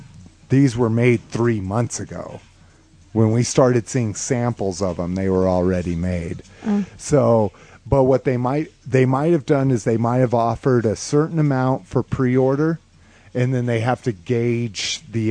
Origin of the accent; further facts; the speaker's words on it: New Mexico, United States; moved away; growing up in New Mexico